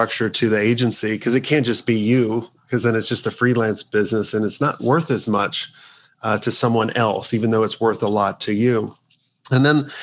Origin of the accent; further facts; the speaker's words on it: United States; I'm the only token American right now.